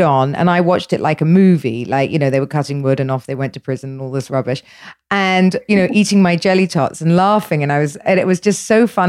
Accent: England, United Kingdom; I'm English, so I was brought up in a way for us, sex was always dirty

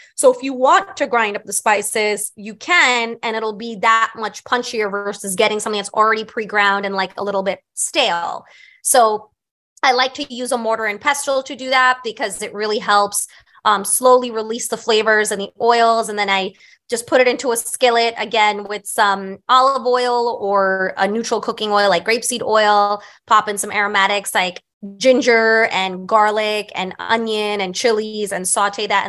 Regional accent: New York City, New York, United States; I grew up on Staten Island

